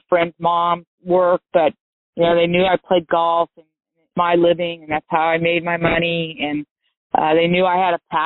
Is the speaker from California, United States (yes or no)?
yes; Santa Cruz, California, United States; born or raised there